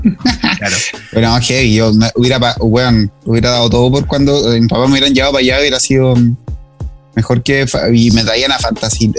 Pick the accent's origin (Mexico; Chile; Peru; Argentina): Chile; Quillón, Ñuble; moved away as an adult; now in Santiago, Chile; soy de, de Quillón, no de Quillón, de Quillón, de el, el, Valle del Sol que queda entre Concepción y Chillán. nací y criado allá